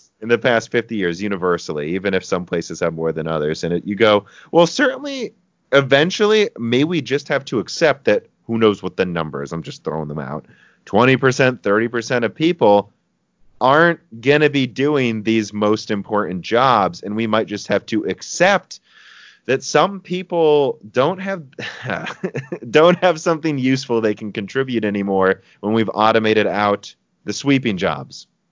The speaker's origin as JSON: {"language": "English", "country": "United States", "said": "I'm American"}